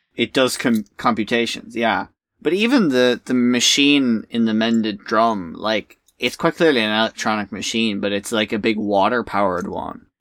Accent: Ireland; in Ireland, we just call each other swears

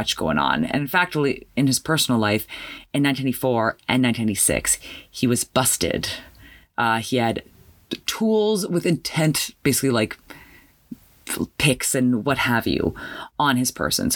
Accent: Canada; me being Canadian

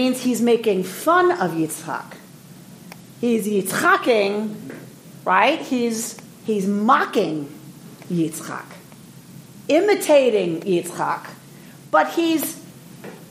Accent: Atlanta, Georgia, United States; I am from Atlanta

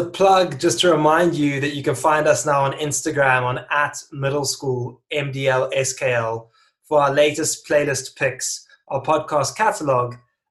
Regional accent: South Africa; now in London, United Kingdom; I'm South African when I was living there, I'm now in London.

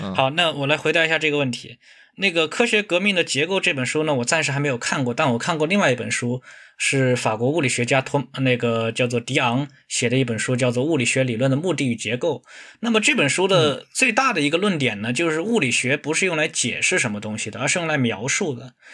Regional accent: China; 比如说我们中国人，我们有，都有两种说法哈

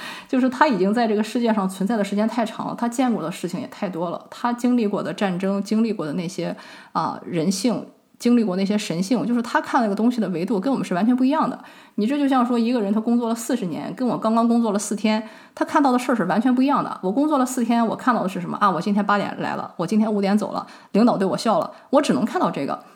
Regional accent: China; 我们中国人也会有看面相、看手相

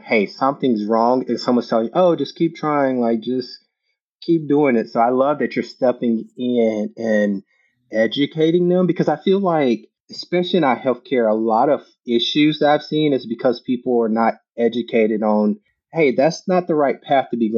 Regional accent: Louisiana, United States; moved away; also born or lived in Kansas; I'm from Louisiana, so kind of familiar with Texas, and I used to live in Kansas

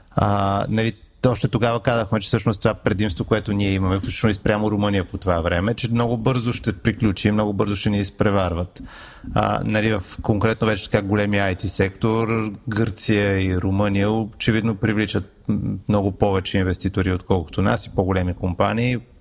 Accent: Bulgaria; и като българи

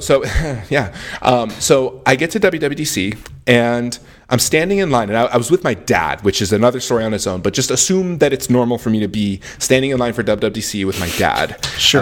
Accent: Houston, Texas, United States; moved away as an adult; now in Austin, United States; I'm from Houston, Texas. Austin is a city I've always wanted to live in. And I'm very fortunate to live here now.

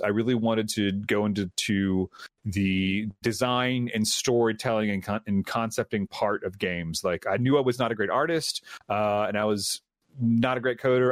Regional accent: Memphis, Tennessee, United States; I was born here, raised here, went to high school here

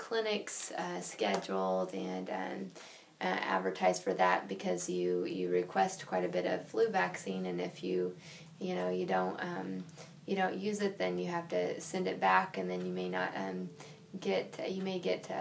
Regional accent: Mound City, Kansas, United States; I'm originally from Linn County and Mound City. I live over the state line, just right outside Fort Scott.

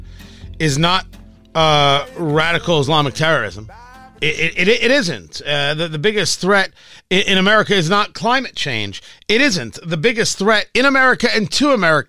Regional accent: United States; we as Americans

